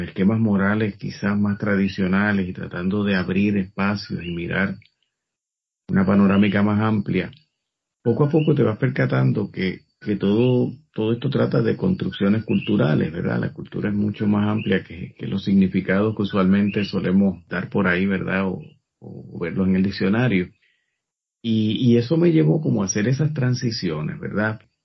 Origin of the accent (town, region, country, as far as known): Puerto Rico